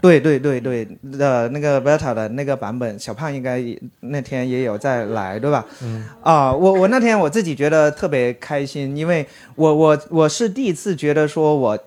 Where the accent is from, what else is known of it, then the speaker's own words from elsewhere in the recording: China; 我们中国人这个民族其实是特别隐忍的